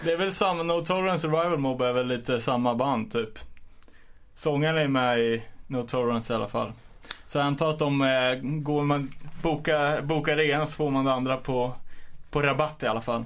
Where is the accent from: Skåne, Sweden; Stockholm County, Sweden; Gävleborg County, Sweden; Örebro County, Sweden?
Örebro County, Sweden; Örebro; jag var från Örebro